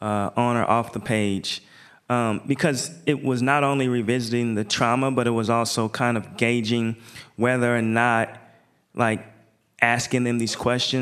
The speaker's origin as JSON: {"language": "English", "town": "Portland", "region": "Oregon", "country": "United States", "said": "everywhere I go, I say I'm from Portland."}